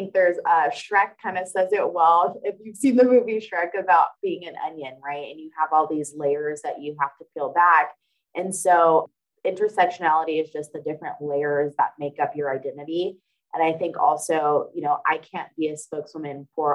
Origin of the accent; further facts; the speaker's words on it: Bay Area, Northern California, United States; moved away as an adult; also born or lived in Stockton, California; now in Atlanta, United States; I'm originally from California, specifically Northern California, and I was born and raised in the Bay Area in between there and Stockton, California